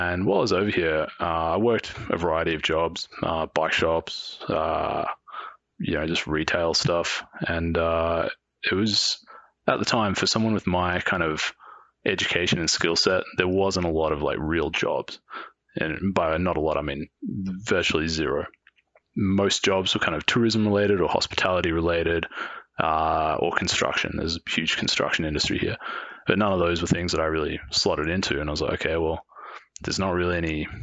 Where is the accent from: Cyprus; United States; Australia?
Australia; Melbourne, Victoria; moved away as an adult; now in Whistler, Canada; I grew up in Melbourne in Australia